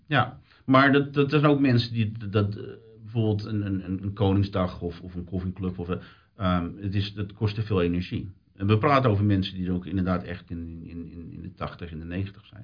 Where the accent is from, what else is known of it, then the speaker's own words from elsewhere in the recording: Netherlands; now in British Columbia, Canada; als Nederlander